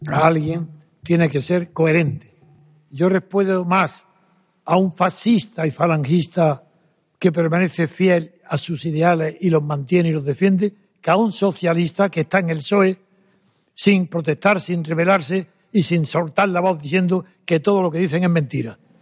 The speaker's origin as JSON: {"language": "Spanish", "town": "Granada", "region": "Andalusia", "country": "Spain", "said": "Y soy de Granada, de un reino árabe."}